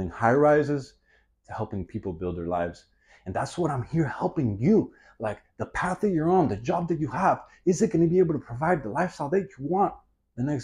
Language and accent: English; Miami, Florida, United States; I'm born and raised in Miami